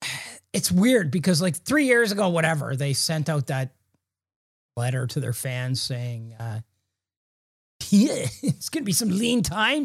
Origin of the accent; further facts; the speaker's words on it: Long Island, New York, United States; Because I'm from Long Island.